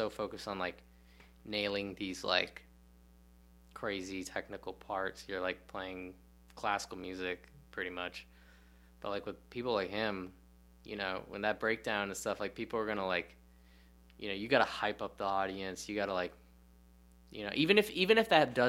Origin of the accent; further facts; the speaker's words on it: Lansing, Michigan, United States; also born or lived in Ohio; When I grew up in Lansing, Michigan, it's a relatively small... It's like a college town